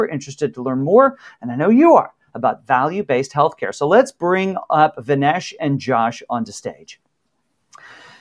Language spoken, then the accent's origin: English; Texas, United States; as a Texan